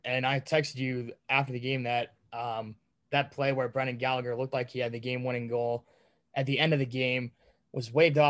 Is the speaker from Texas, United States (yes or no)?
no; Boston, Massachusetts, United States; I'm from Boston